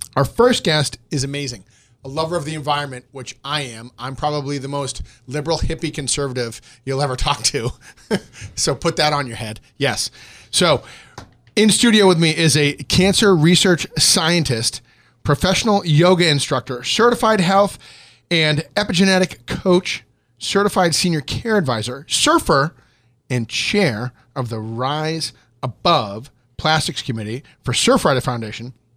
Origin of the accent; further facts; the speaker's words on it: Boston, Massachusetts, United States; I'm from Boston